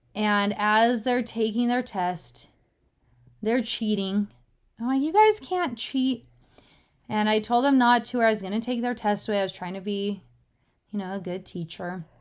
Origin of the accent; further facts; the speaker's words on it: Utah, United States; I was born in Utah